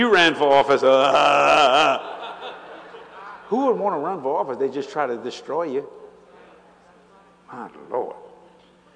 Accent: New Orleans, Louisiana, United States; I was raised on the streets of New Orleans

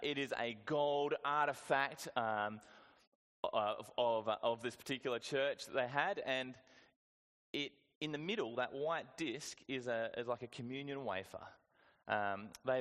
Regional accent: Whyalla, South Australia, Australia; I went to a good school growing up in Wyala

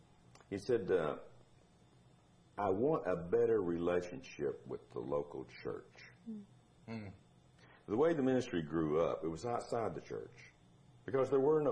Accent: Marked Tree, Arkansas, United States; moved away as an adult; now in Fort Worth, United States; I'm from Mark Tree, Arkansas. Little bitty nothing town, you know.

